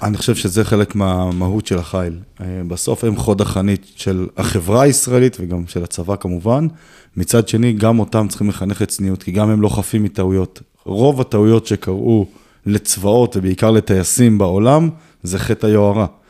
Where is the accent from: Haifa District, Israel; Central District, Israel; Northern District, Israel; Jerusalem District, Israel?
Haifa District, Israel; Kiryat Tivon; נולדתי וגדלתי את רוב שנות חיי ביישוב הכי פסטורלי אולי שיש בארץ, קריית טבעון